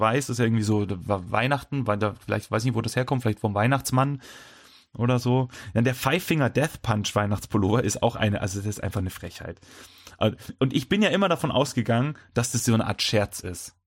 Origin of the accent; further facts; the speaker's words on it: Bavaria, Germany; wir sind aus Bayern